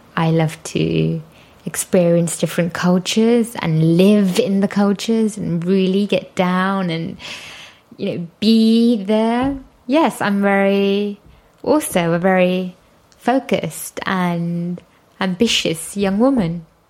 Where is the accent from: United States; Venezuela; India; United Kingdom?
United Kingdom; Leicester, East Midlands; moved away as an adult; also born or lived in London; Well, I'm from London. Well, actually, Leicester, which is 100 miles away from London